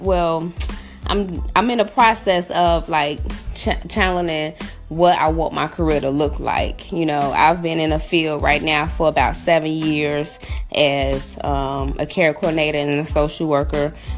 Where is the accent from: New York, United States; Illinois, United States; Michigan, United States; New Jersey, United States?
Illinois, United States; Chicago; I grew up on the south side of Chicago. I grew up in Englewood, born and raised in Chicago.